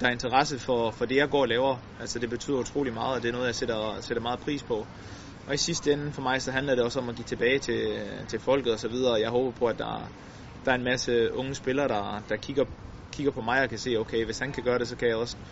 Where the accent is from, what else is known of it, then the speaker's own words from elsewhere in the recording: Denmark; som dansker